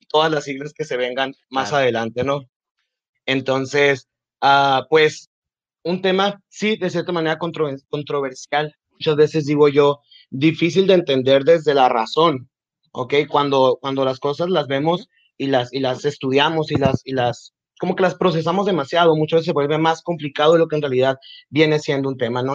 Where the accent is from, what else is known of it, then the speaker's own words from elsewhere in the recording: Nogales, Sonora, Mexico; nací en Nogales, Sonora. he vivido aquí toda mi vida